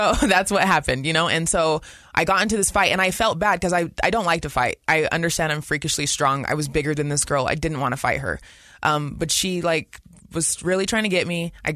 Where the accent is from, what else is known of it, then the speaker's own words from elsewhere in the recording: West Valley City, Utah, United States; I grew up in West Valley